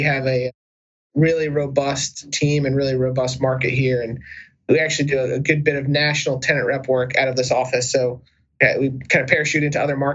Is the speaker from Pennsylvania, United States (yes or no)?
no; Raleigh, North Carolina, United States; I grew up in Raleigh, North Carolina